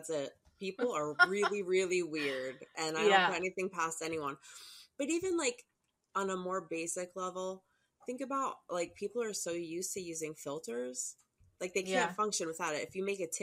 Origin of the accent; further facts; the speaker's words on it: New Jersey, United States; I was from New Jersey